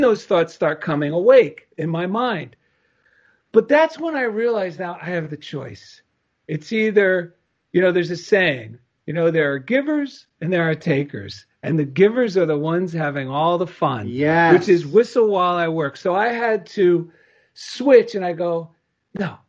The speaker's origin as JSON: {"language": "English", "region": "New Jersey", "country": "United States", "accent": "New Jersey", "said": "my New Jersey accent"}